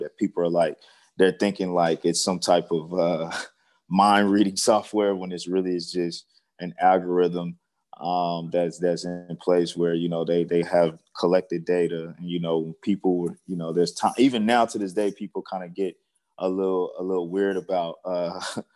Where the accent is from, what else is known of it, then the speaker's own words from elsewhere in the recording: Seneca, South Carolina, United States; moved away as an adult; now in Dallas, United States; I'm originally from South Carolina, in Seneca, so probably a town most people never heard of, but it's near like Clemson, South Carolina. I grew up in the country, and I now reside in Dallas, Texas